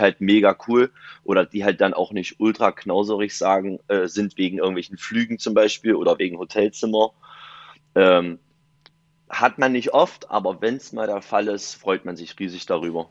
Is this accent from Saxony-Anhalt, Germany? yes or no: yes; Dessau, Saxony-Anhalt, Germany; now in Viersen, Germany; komme aus Viersen, gebürtig aus Dessau.